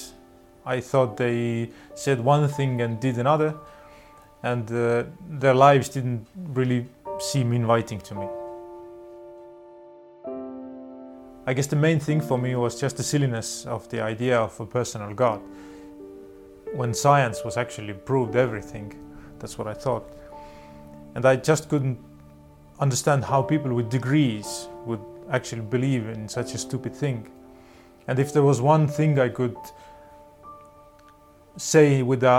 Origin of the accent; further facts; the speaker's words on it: Tartu, Tartu County, Estonia; also born or lived in Tallinn, Estonia; For the seven first years of my life, I grew up in Tallinn, the capital of Estonia. And after that, we moved to Tartu, which is the second biggest town